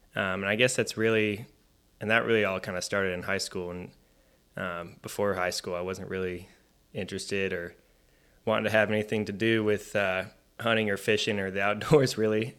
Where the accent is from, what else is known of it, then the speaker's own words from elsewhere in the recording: Richardson, Texas, United States; I grew up in a city called Richardson, which is about fifteen, twenty minutes north of Dallas